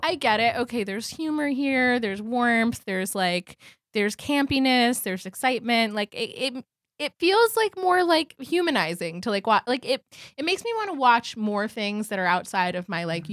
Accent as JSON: {"language": "English", "region": "New York", "country": "United States", "tie": "born or raised there", "said": "I feel like I grew up in New York"}